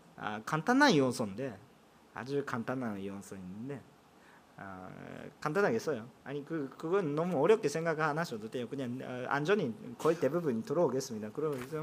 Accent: Japan; Korean is a second language; 제가 일본 사람이기

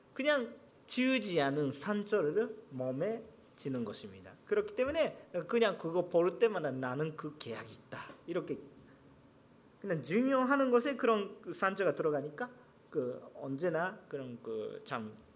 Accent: Japan; Korean is a second language; 저는 일본 사람인데

